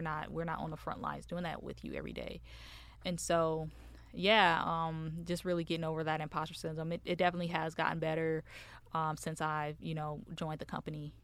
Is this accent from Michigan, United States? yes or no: yes; Michigan, United States; moved away as an adult; now in Dallas, United States; So I am originally from Michigan. Um, I came out here in, to Dallas in two thousand and, uh, two, late two thousand seventeen.